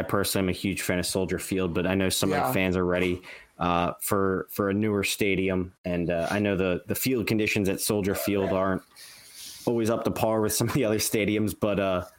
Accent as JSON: {"language": "English", "area": "right outside of Philadelphia", "region": "Pennsylvania", "country": "United States", "tie": "born or raised there", "also_born_or_lived": "Boston area", "moved": "yes", "lives_now": "Boston, United States", "said": "I grew up right outside of Philadelphia"}